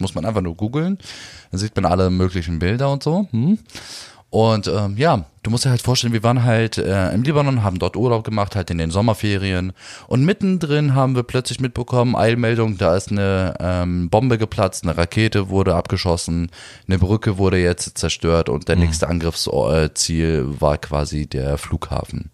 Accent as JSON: {"language": "German", "region": "Berlin", "country": "Germany", "tie": "born or raised there", "said": "Ich bin zwar hier in Berlin geboren, in, in Neukölln auch aufgewachsen, 15 Jahre lang"}